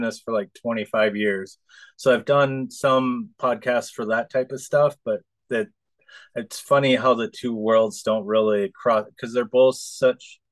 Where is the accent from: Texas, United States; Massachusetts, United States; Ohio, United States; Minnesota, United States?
Minnesota, United States; moved away as an adult; also born or lived in Ventura, California / Oahu, Hawaii; I was born and raised in Minnesota